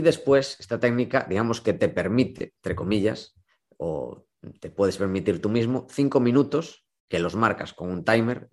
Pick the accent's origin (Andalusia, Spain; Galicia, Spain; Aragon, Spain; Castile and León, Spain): Galicia, Spain; A Coruña; also born or lived in Vigo; yo soy de Coruña